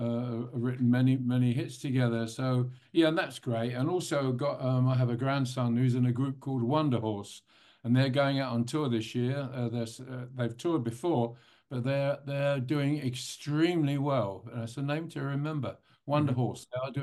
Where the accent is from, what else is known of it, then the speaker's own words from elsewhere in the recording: London, United Kingdom; I mean, I'm a Londoner, although the accent doesn't really sound like it maybe, but I am a Londoner.